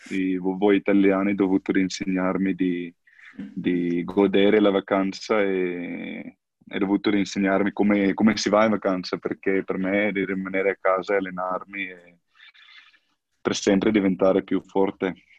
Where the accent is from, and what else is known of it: South Africa; Italian is a second language; moved away as an adult; now in Italy